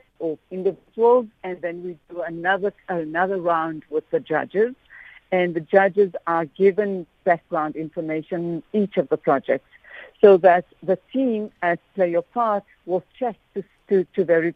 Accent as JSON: {"language": "English", "town": "Johannesburg", "region": "Gauteng", "country": "South Africa", "said": "I'm from the Fordsburg community, you know, where the Oriental Plaza is in Fordsburg"}